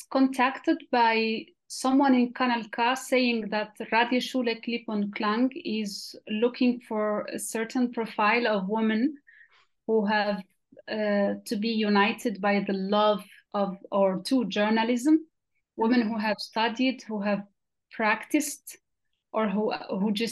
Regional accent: Western Sahara; moved away as an adult; now in Switzerland; I am from Western Sahara. I was born and raised in the Sahara refugee camps, where I lived there for 20 years, over 20 years.

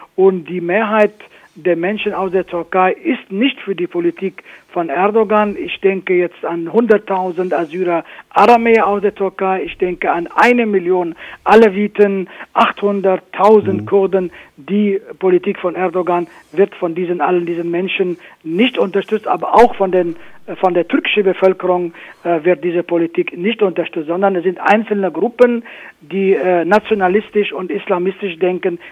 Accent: Afrin, Aleppo Governorate, Syria; now in Germany; Afrin, wo ich geboren bin, wo, wo meine Mutter noch lebt

